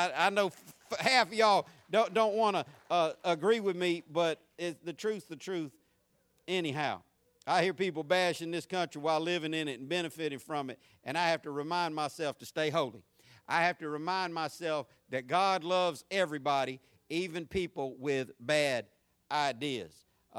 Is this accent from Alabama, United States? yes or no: no; San Diego, California, United States; born there; accent: southern; I was born in San Diego, California. People wonder where I get my country accent, my southern accent. I was born in Southern California, so that just makes sense, right?